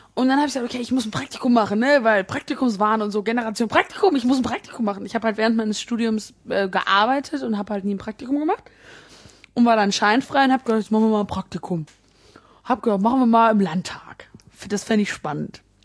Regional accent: Bonn, North Rhine-Westphalia, Germany; ich komme ja ne, aus Bonn

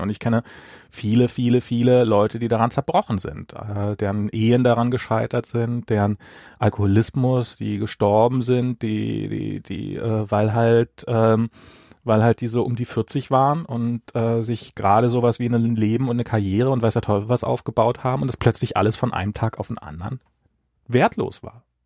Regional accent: East Germany, Germany; moved away as an adult; also born or lived in Russia; now in United States; ich bin im Osten und habe dann halt noch meine Kindheit noch in Russland äh, verbracht, einen Teil meiner Kindheit

